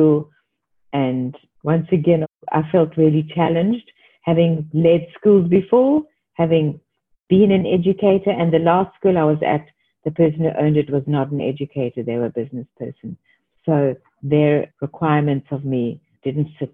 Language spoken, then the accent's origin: English; Cape Town, Western Cape, South Africa; moved away as an adult; also born or lived in Australia; now in Tokyo, Japan; I was born in Cape Town, South Africa, from a traditional Jewish family with three siblings. And I went to a public school